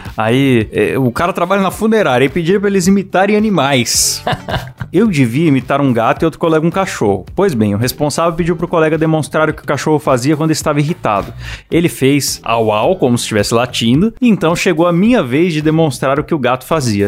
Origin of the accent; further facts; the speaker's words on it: São Paulo, Brazil; moved away; eu sou paulistano.